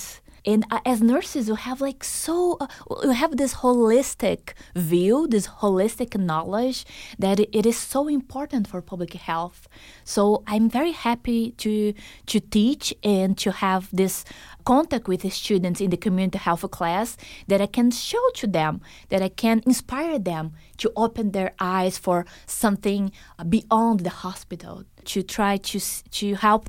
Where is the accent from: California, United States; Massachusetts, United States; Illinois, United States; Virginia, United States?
Massachusetts, United States; Boston; I came from Boston, so east side, and I'm so surprised seeing all the nature around here.